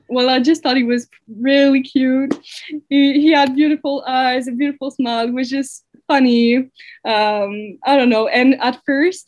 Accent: Waterloo, Quebec, Canada; moved away as an adult; also born or lived in Saguenay; now in Sherbrooke, Canada; I'm from Waterloo, but I've uh, I've studied in Saguenay

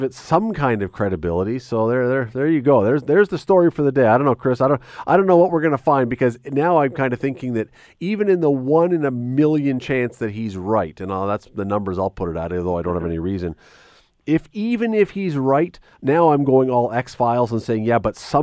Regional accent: Toronto, Ontario, Canada; I grew up in Toronto, as a young kid.

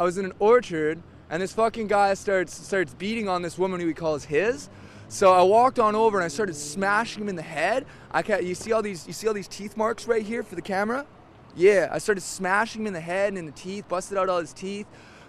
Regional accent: Sophia, West Virginia, United States; Sophia, West Virginia.

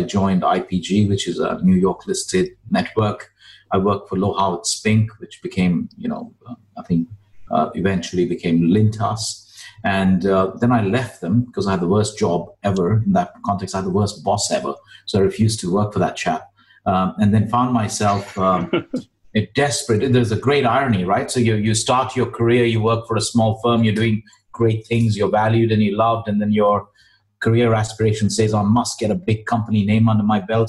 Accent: India; moved away as an adult; also born or lived in Dubai; I am a classic example of an economic immigrant, born and brought up in India

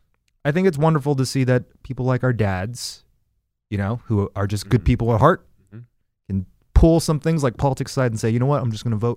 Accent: Texas, United States; moved away; my hometown in Texas was like Carthage when I was born. Mm-hmm. It was like a small town. There's nobody there. And through my life growing up there, it kind of became more like, I guess, to Jacksonville.

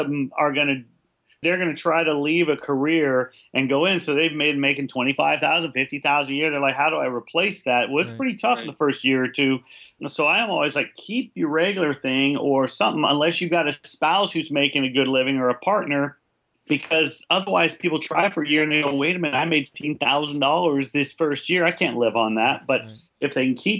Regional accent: California, United States; I grew up in California, and they had a pretty developed leadership program

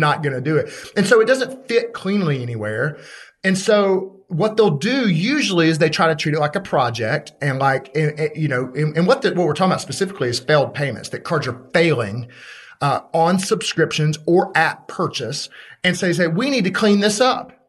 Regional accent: Birmingham, Alabama, United States; I'm from Birmingham, Alabama

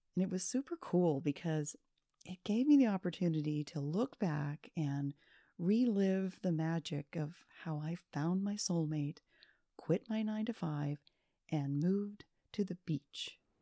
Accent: Pennsylvania, United States; now in Florida, United States; my parents had moved from my hometown in the mountains of Pennsylvania

